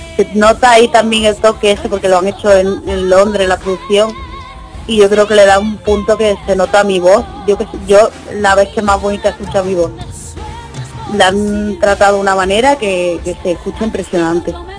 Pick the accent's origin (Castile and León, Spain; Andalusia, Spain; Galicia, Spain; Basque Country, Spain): Andalusia, Spain; Fuengirola; aquí en Conchirola, mi pueblo